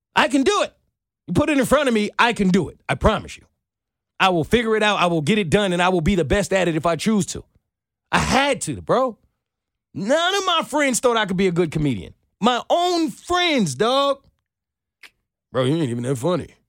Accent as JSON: {"language": "English", "region": "New York", "country": "United States", "moved": "as an adult", "lives_now": "Atlanta, United States", "said": "I'm from New York."}